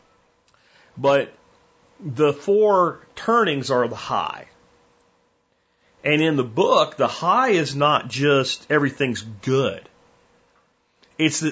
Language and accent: English; rural Pennsylvania, United States; moved away as an adult; also born or lived in Florida; now in Texas, United States; I did my high school years, and like the year before high school, in rural Pennsylvania